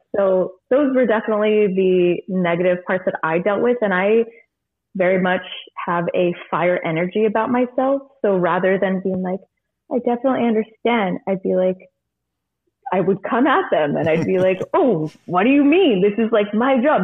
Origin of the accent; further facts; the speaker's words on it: Monterey, California, United States; now in Sonoma County, United States; I am originally from Monterey, California, and I live in Sonoma County and work in Napa